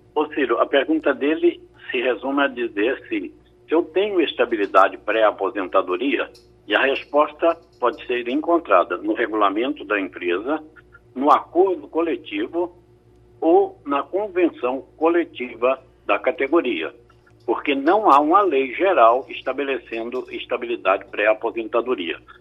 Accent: Estrela do Sul, Minas Gerais, Brazil; also born or lived in Uberlândia; now in Recife, Brazil; Eu sou, eu sou de Minas Gerais, eu nasci em Uberlândia, mas fui criado num lugar chamado Estrela do Sul

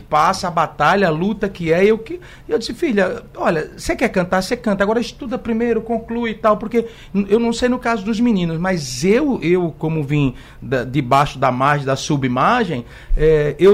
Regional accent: Igarassu, Pernambuco, Brazil; born there; now in Recife, Brazil; Nasci em Igaraçu, em, numa casa de taipa

